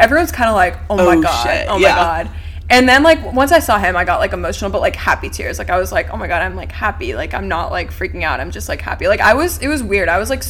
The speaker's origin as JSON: {"language": "English", "town": "Knoxville", "region": "Tennessee", "country": "United States", "lives_now": "Nashville, United States", "said": "I'm from Knoxville, went to UT, so many people moved here."}